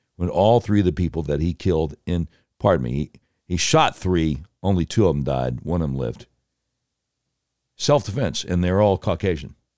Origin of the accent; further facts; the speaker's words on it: Charlotte, North Carolina, United States; I grew up in Charlotte.